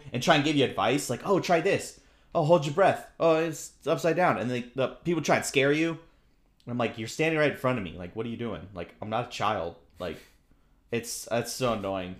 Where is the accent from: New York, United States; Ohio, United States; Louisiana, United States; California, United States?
California, United States; Southern; growing up in Southern California here